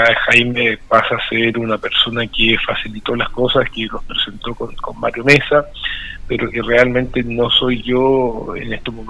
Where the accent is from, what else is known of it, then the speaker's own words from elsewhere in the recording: Linares, Maule, Chile; yo soy linarense, nacido y criado en Linares